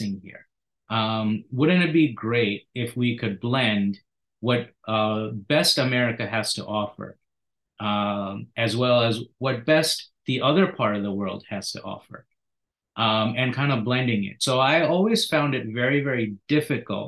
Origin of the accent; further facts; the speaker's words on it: India; also born or lived in Philadelphia area; now in United States; I grew up partially in India.